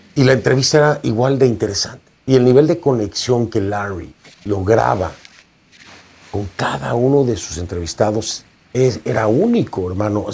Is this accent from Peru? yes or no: no; Mexico; un movimiento indígena en mi país